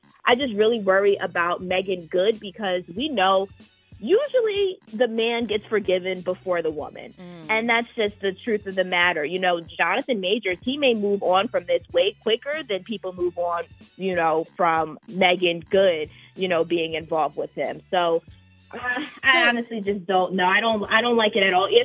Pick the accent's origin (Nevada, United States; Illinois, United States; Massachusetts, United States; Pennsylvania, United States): Pennsylvania, United States; Philadelphia; I'm from Philly